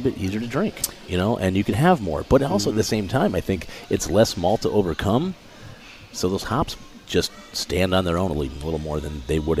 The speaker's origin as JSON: {"language": "English", "region": "Midwest", "country": "United States", "tie": "born or raised there", "said": "You know, I grew up in the Midwest, so, you know, I was kind of used to those styles."}